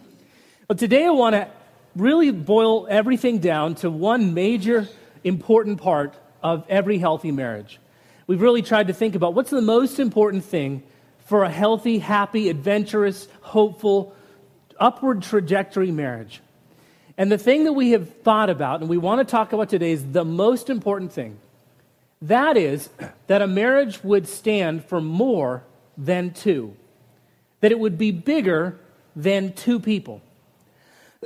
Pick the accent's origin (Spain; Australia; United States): United States; Utah; I grew up in Utah where families were 12 and 15 kids often